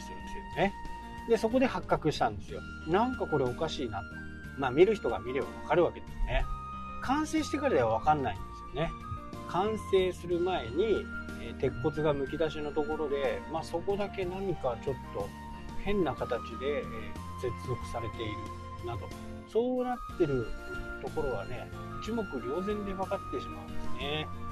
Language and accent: Japanese; Yoichi, Hokkaido, Japan; moved away; 僕の田舎の家から一番近い駅っていうのが余市